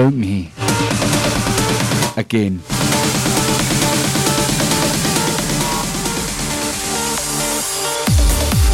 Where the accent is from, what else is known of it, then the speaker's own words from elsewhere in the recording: Scotland, United Kingdom; accent: Scottish; I'm more Scottish